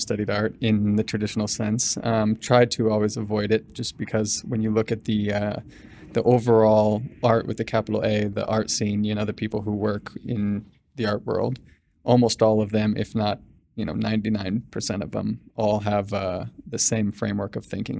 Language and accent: English; Sacramento, California, United States; also born or lived in Bangkok, Thailand; now in Los Angeles, United States; I'm from Sacramento originally